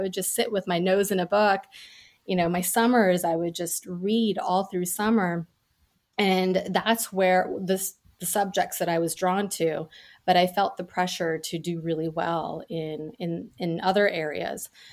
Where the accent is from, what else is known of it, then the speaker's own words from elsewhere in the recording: New York City suburbs, United States; first language Gujarati; I was born in New York City and we moved to the suburbs when I was a baby.